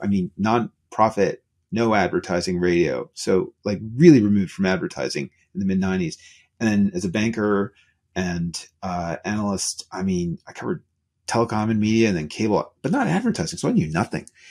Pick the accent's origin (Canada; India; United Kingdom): Canada; I'm Canadian